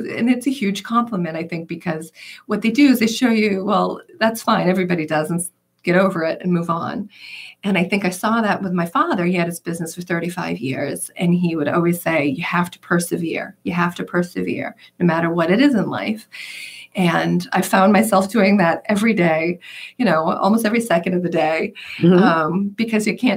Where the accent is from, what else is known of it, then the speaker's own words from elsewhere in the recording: Yarmouth Port, Massachusetts, United States; also born or lived in West Barnstable; I grew up in Yarmouthport, but I currently live in West Barnstable